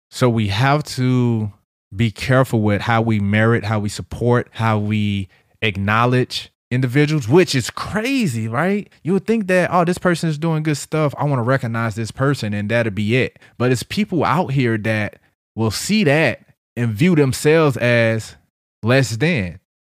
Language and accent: English; St. Louis, Missouri, United States; I'm hood nigga from Saint Louis.